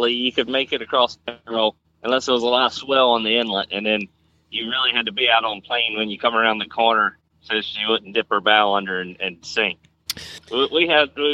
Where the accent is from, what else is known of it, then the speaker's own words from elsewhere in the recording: Wanchese, North Carolina, United States; I grew up in Wanchese with boats and shrimping